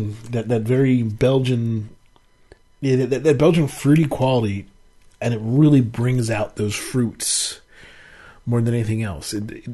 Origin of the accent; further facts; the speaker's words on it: Maryland, United States; I grew up in Maryland where they fluoride their water.